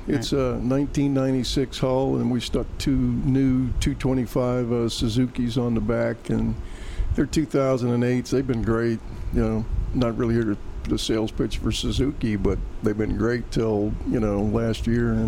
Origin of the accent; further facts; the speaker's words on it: Miami, Florida, United States; I grew up in Miami.